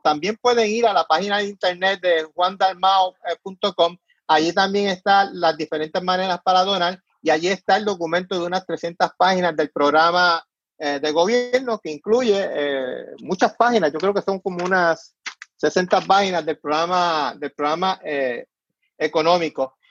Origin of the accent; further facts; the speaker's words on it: Puerto Rico; moved away; muchos de nosotros que queremos eh, regresar a Puerto Rico